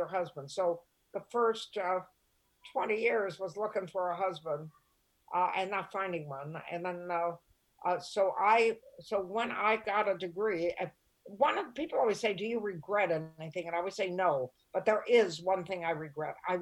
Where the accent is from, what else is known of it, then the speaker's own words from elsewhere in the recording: Toledo, Ohio, United States; moved away as an adult; also born or lived in San Francisco / New York; I grew up in Toledo, Ohio